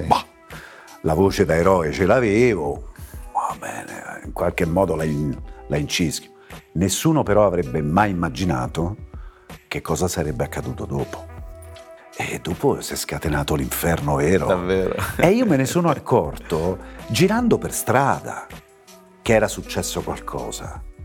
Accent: Rome, Lazio, Italy; Io sono di Ostia e la, la pista B25 eh, di Fiumicino decolla proprio sul mare. E da bambini vedevamo questi giganti

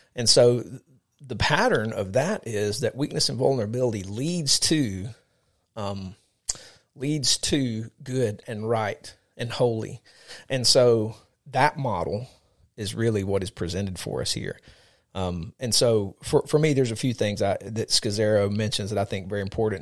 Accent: United States; I'm an American citizen

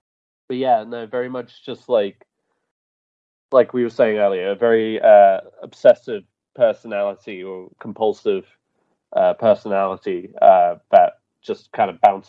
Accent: United Kingdom; I'm British.

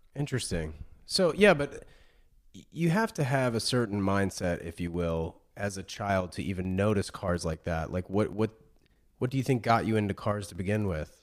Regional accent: Cary, North Carolina, United States; moved away; I grew up in Raleigh, North Carolina, or, or Cary, actually

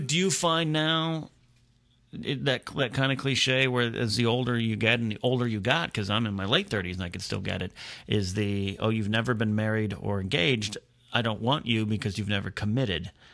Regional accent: Pismo Beach, California, United States; moved away as an adult; move only three hours south to here from my hometown of Pismo Beach

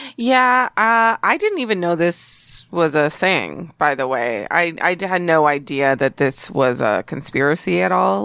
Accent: Dallas, Texas, United States; I grew up in Dallas, Texas

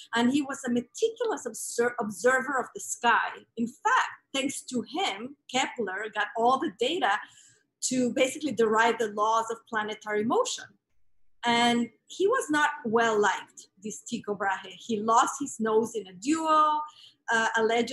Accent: Mexico City, Mexico; So I grew up in Mexico City

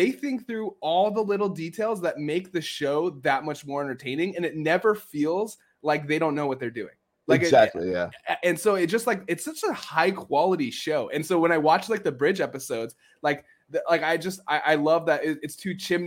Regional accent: San Diego, California, United States; I'm from San Diego, California, so I've seen snow like 5 times in my life.

